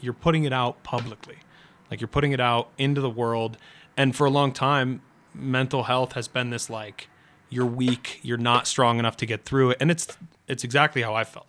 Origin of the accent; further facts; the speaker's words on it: New England, United States; I'm from New England